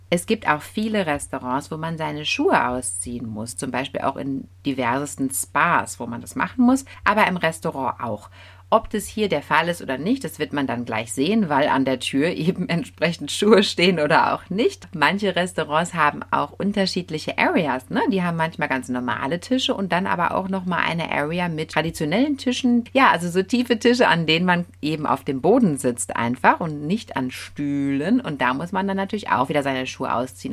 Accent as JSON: {"language": "German", "country": "Germany", "said": "bei uns in Deutschland"}